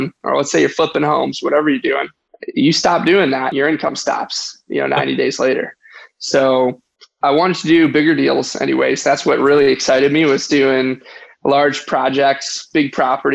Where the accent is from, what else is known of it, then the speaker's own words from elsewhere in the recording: Detroit, Michigan, United States; I was born and raised in outside of Detroit, Michigan, suburbs of Detroit